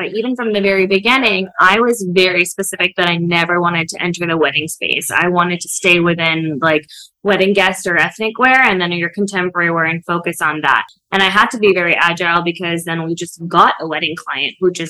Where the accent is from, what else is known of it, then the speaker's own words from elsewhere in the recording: India; also born or lived in United States; I grew up both in India and in the US.